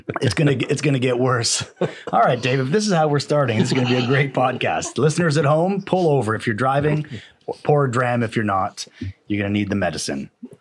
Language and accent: English; Toronto, Ontario, Canada; you can hear from my accent, I'm from Toronto.